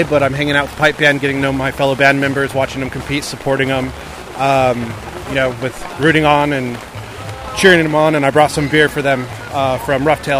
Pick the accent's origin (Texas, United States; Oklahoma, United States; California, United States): Oklahoma, United States; I'm not from Georgia. We don't get storms like this in Oklahoma